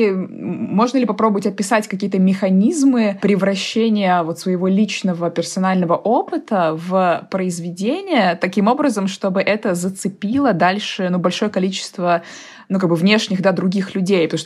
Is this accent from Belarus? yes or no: no; Kazan, Tatarstan, Russia; now in Moscow, Russia; из Казани.